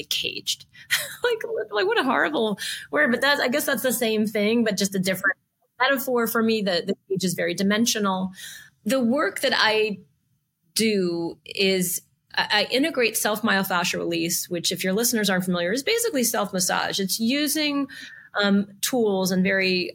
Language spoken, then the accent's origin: English; New Orleans, Louisiana, United States; moved away; I was originally from the South, from New Orleans